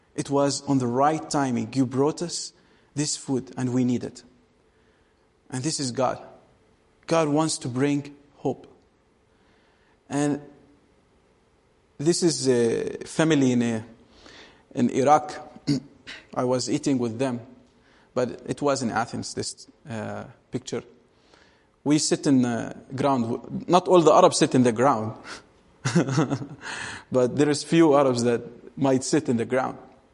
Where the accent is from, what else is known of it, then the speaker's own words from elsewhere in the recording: Bethlehem, West Bank, Palestine; Say, actually, I'm from Bethlehem. Oh, you're from Israel. I say, yeah, okay, I'm from Israel.